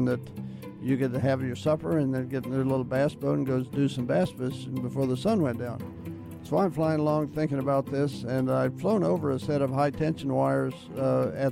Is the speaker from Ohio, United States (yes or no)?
yes; Cincinnati, Ohio, United States; I was born in Cincinnati, Ohio.